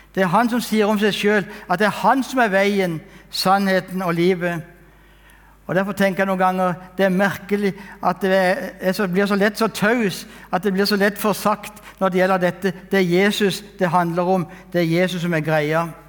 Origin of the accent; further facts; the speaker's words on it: Kristiansand, Agder, Norway; Jeg er født og oppvokst i Kristiansand